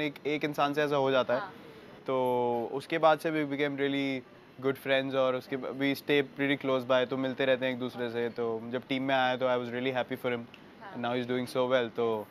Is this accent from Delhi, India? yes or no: yes; Delhi, India; हम लोग same area से हैं दिल्ली में